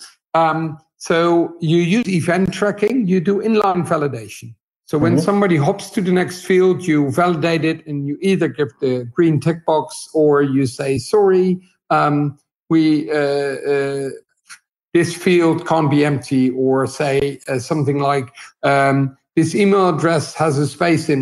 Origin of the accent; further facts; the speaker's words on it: Netherlands; I'm 43 years old, and I'm from the Netherlands.